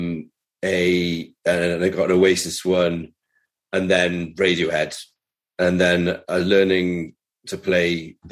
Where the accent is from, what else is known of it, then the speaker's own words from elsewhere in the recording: Cardiff, Wales, United Kingdom; also born or lived in Carmarthen; growing up in Cardiff was great.